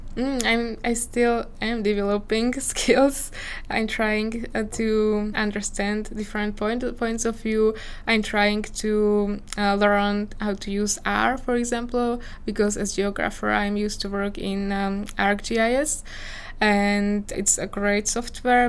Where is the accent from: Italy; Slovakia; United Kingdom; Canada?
Slovakia; English is a second language; moved away as an adult; also born or lived in Czech Republic; I was born in Slovakia and I grew up in Slovakia